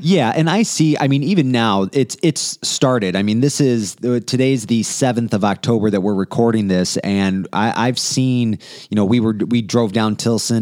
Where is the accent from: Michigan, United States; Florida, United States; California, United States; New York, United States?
Michigan, United States; Romeo; I grew up in Romeo